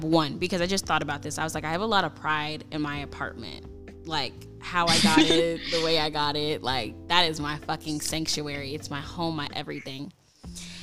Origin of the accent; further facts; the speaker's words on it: St. Louis, Missouri, United States; moved away as an adult; now in Minnesota, United States; I'm from St. Louis